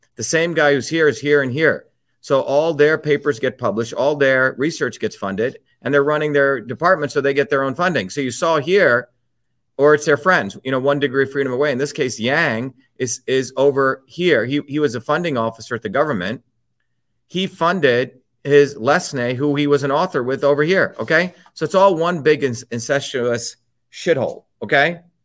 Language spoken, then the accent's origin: English; India; moved away; I grew up in India